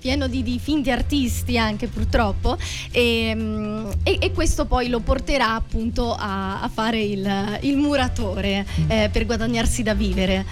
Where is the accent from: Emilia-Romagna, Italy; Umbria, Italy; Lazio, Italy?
Umbria, Italy; Perugia; now in Rome, Italy; io in realtà vengo da, da Perugia